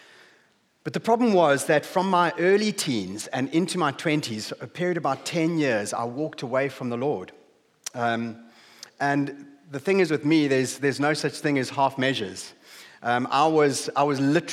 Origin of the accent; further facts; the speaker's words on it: South Africa; moved away as an adult; now in Hull, United Kingdom; We grew up in a small town on the southeast coast of South Africa. You might have noticed from my accent.